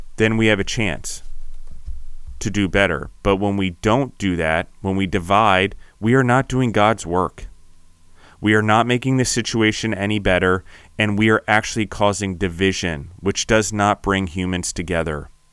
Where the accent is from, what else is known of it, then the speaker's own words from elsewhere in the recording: United States; When I call myself an Italian American